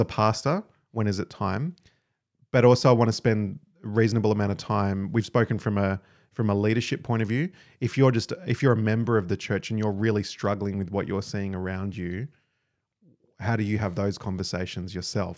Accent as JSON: {"language": "English", "country": "Australia"}